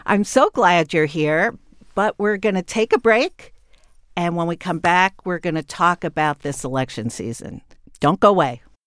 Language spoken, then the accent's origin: English; New York, United States; as a New Yorker and as a journalist